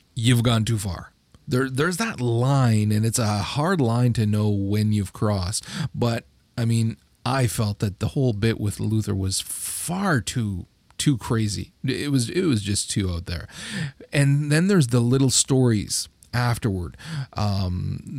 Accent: Canada; I'm Canadian

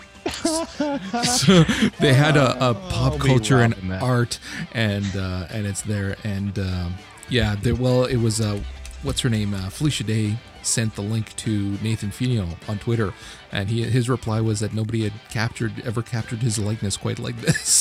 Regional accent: Canada

